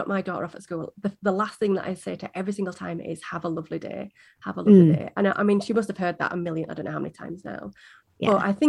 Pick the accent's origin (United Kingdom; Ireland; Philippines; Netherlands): United Kingdom; Yorkshire and the Humber; I'm from Yorkshire in the UK.